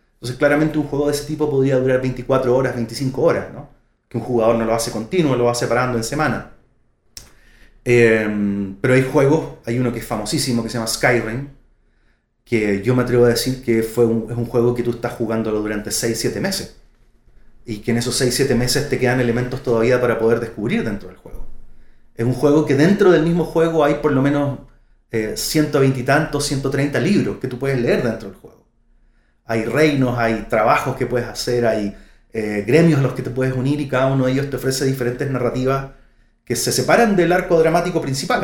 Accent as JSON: {"language": "Spanish", "town": "Santiago", "region": "Santiago Metropolitan Region", "country": "Chile", "said": "vengo de Santiago de Chile, soy de Santiago."}